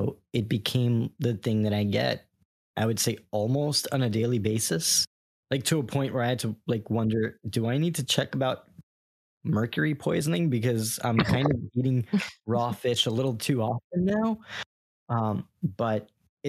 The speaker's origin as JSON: {"language": "English", "region": "New York", "country": "United States", "moved": "yes", "lives_now": "Florida, United States", "said": "I'm from New York"}